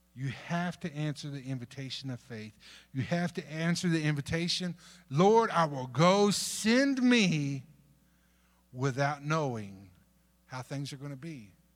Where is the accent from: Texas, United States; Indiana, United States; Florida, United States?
Texas, United States; North; moved away; also born or lived in Dominican Republic; I grew up in North Texas